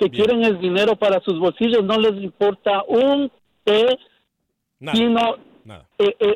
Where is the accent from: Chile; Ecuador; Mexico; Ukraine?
Ecuador; yo soy ecuatoriano